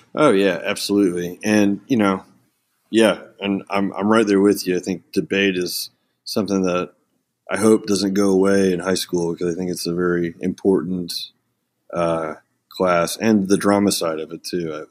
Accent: Ponca City, Oklahoma, United States; also born or lived in Moline, Illinois; I was born in, uh, Illinois and then raised in a small town called Ponca City, Oklahoma

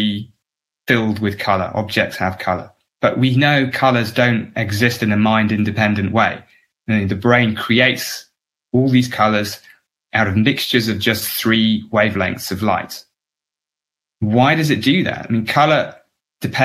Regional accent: England, United Kingdom; because I grew up in England

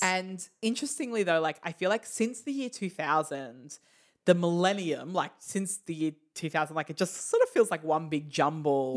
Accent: Australia; we are Australian.

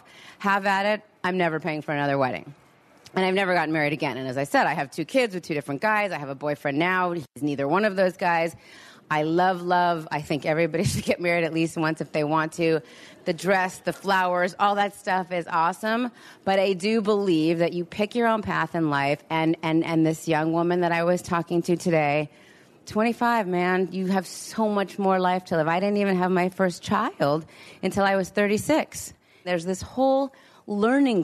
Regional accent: Los Angeles, California, United States; I'm from Los Angeles

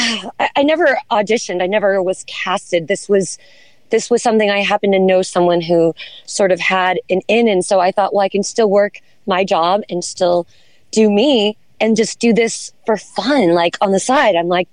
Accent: Santa Barbara, California, United States; moved away as an adult; also born or lived in Los Angeles, California / Charleston, South Carolina; I was born in Los Angeles. Okay. And parents divorced when I was young and moved to Santa Barbara, California. So I've been here since a child.

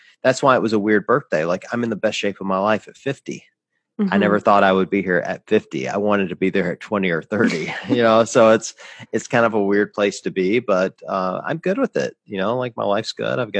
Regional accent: the South, United States; I grew up in the South

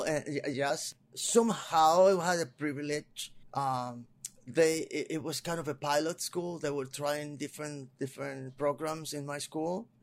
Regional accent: Panama City, Panama; English is a second language; moved away as an adult; also born or lived in Puerto Rico; now in Los Angeles, United States; I came in 1992. I'm originally from Panama.

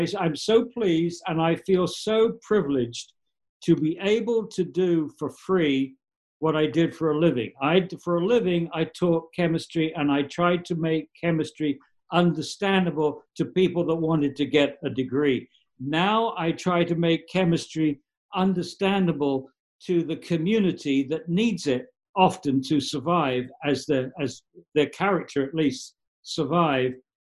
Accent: New York, United States; they tried to build an incinerator in my hometown in the home county in New York State in 1985.

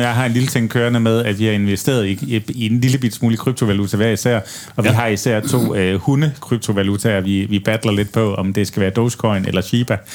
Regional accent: Aarhus, Central Denmark Region, Denmark; hjemme i Aarhus

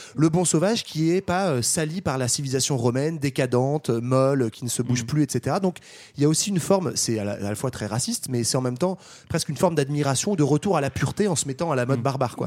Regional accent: France; on est français

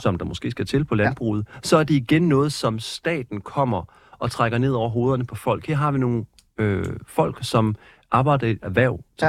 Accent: Skorup, near Svendborg, Funen, Southern Denmark, Denmark; den by, jeg voksede op i, fremgår ligesom, den hedder Skorp, og ligger lige ved siden af Svendborg

